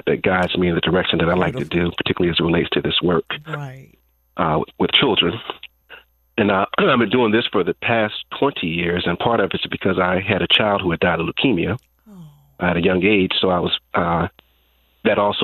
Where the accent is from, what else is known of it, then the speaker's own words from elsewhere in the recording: New Jersey, United States; also born or lived in Florida; now in North Carolina, United States; I'm actually from New Jersey. I relocated here from Florida.